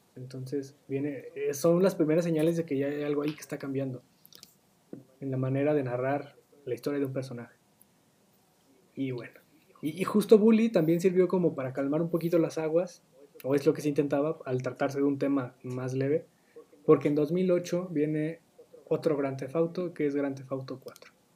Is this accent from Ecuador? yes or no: no; Mexico; nosotros como mexicanos